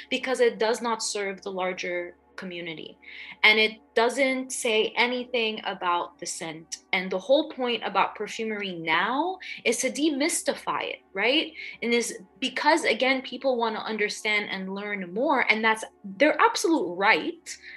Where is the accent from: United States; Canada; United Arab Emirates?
United Arab Emirates; Dubai; You know, I grew up in Dubai, and even then, I knew I was an outsider because I'm Lebanese, I'm Egyptian, I'm there as an expat.